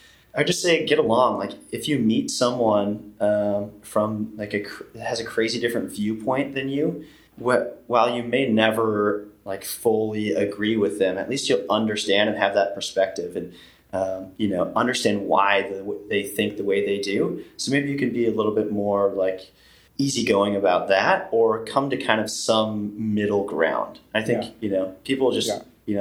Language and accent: English; Midwest, United States; It's probably the farming upbringing, man. I got to say, like, yeah. there's something to be said about growing up in the Midwest or, you know, Amish with humble beginnings.